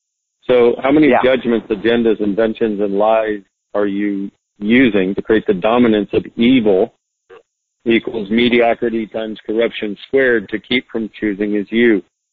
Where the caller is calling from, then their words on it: Australia; I'm calling from Australia.